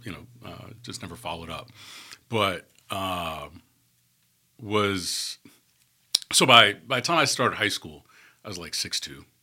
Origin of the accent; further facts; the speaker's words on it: New York City, New York, United States; moved away as an adult; also born or lived in Atlanta, Georgia; now in Birmingham, United States; growing up in New York